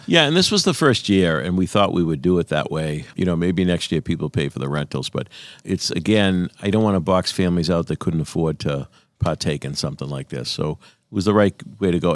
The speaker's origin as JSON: {"language": "English", "town": "Quincy", "region": "Massachusetts", "country": "United States", "said": "when I'm away, people say, \"Where you from?\" I always say, \"Quincy.\""}